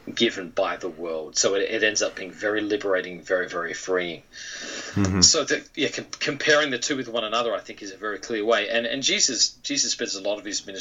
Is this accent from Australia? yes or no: yes; Australia; moved away as an adult; now in United States; my childhood in Australia was a very, very typical, I think, Australian childhood.